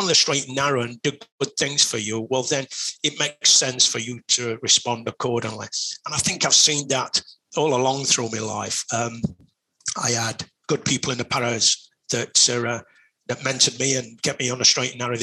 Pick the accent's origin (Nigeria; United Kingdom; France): United Kingdom; Sheffield, Yorkshire and the Humber; I come from Sheffield, which is a big city